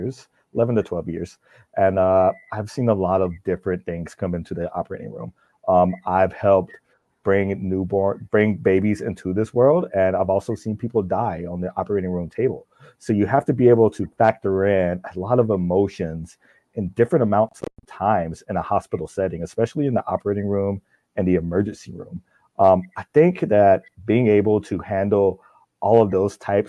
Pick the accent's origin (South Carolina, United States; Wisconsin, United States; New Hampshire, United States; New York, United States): South Carolina, United States; moved away as an adult; now in New Ulm, Minnesota, United States; growing up in South Carolina